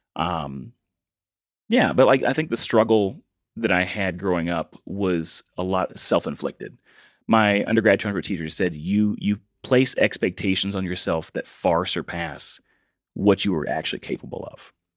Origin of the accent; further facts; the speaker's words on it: Virginia, United States; moved away as an adult; I had to go back to my hometown of Virginia and work at a window factory with my dad